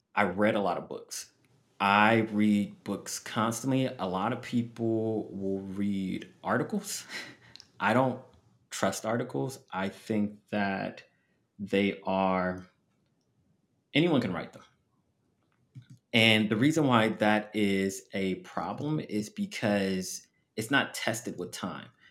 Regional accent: Los Angeles, California, United States; moved away as an adult; also born or lived in Abu Dhabi / Las Vegas; I am from Los Angeles, but the first job I received was in Las Vegas.

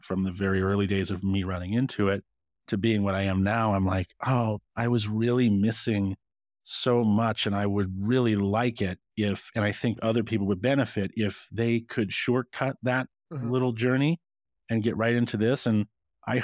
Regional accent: Scotland, United Kingdom; born there; Well, I put sugar in my porridge and I was born in Scotland.

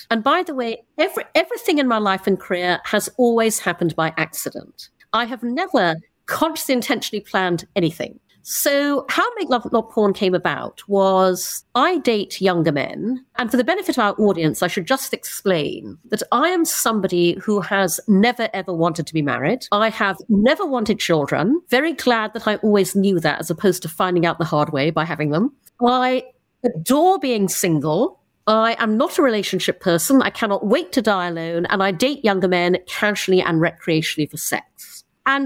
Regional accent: Brunei; also born or lived in United Kingdom; I'm half English, half Chinese. I was born in the UK, but when I was 6, my parents moved to Brunei in Borneo. And so I grew up in Brunei, grew up traveling all around Asia

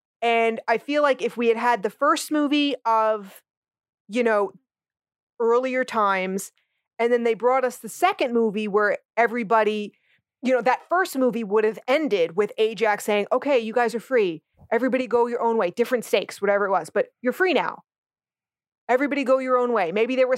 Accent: New Jersey, United States; I grew up in North Jersey. I am from a melting pot, an ethnic family myself.

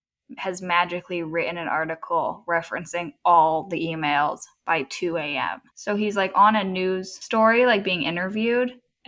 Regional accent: United States

